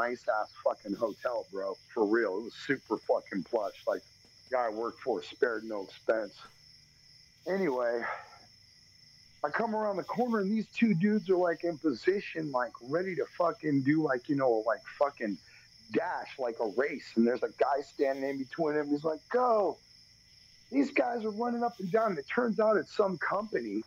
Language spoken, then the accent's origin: English; Texas, United States; we're from Texas.